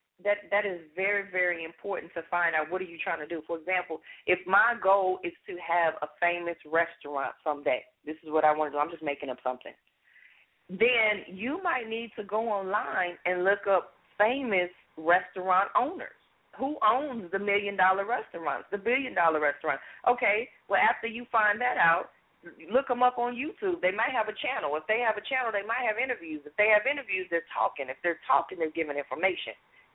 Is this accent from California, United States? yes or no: yes; Los Angeles, California, United States; I share my story of the background that I had growing up in South Central L.A. and some of the things that I've been through as a child.